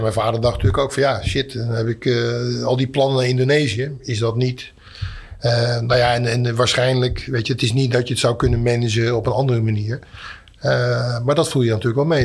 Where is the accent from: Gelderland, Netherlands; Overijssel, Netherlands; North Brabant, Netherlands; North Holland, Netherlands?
North Brabant, Netherlands; Etten-Leur; ben ik geboren in Etteleur